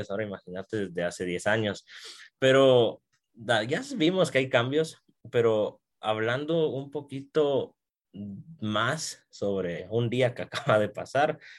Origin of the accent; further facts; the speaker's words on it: Guatemala; yo soy de Guatemala, evidentemente no, no nunca he viajado a, Colombia, pero acá en Guatemala el racquetball